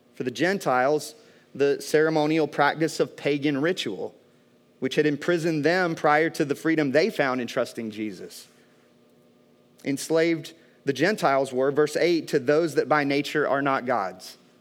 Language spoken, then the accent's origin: English; American South, United States; growing up in the American South